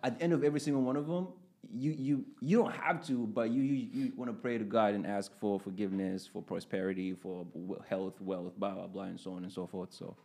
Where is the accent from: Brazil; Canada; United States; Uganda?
Uganda; moved away; I grew up in Uganda.